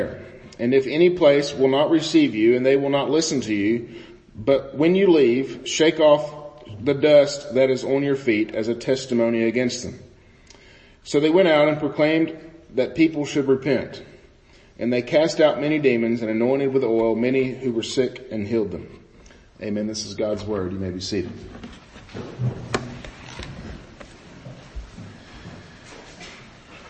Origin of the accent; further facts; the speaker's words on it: Bootheel of Missouri, United States; moved away as an adult; I grew up in the Boot Hill of Missouri.